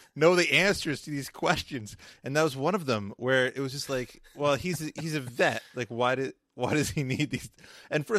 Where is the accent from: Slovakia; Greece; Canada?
Canada; I'm Canadian